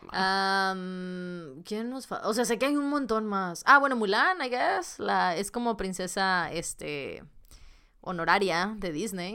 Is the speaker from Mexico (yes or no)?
yes; Monterrey, Nuevo León, Mexico; las dos somos de Monterrey